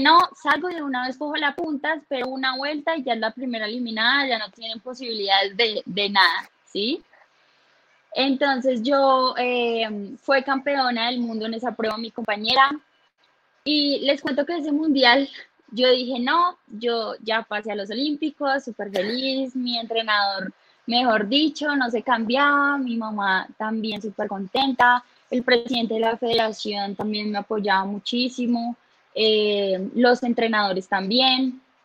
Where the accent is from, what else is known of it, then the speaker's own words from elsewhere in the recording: Bogotá, Colombia; yo soy de acá de Bogotá